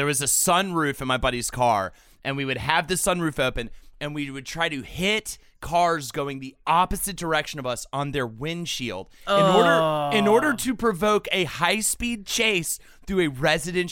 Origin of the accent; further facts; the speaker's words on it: the South, United States; you and I were grew up in the South